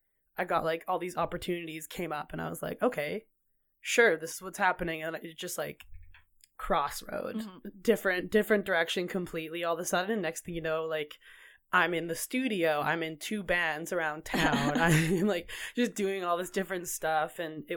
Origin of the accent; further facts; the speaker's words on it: Kelowna, British Columbia, Canada; I grew up in Kelowna, BC, born and raised until I was 20 years old.